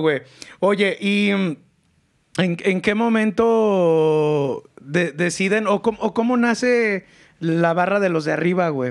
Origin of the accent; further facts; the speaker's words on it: León, Guanajuato, Mexico; Yo soy un leonés bien pinche acá